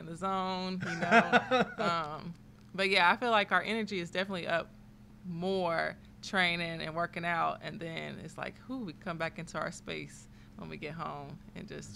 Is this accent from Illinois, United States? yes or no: yes; Carbondale, Illinois, United States; also born or lived in Murphysboro; I'm from Carbondale originally